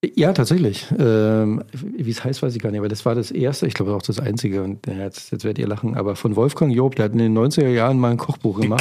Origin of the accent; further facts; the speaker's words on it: Spreewald, Brandenburg, Germany; now in Berlin, Germany; ich bin ja im Spreewald groß geworden